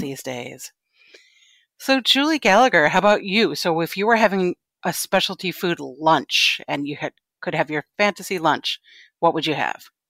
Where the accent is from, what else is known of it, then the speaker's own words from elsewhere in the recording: Connecticut, United States; moved away as an adult; also born or lived in New York City; now in Brooklyn, United States; I grew up in Connecticut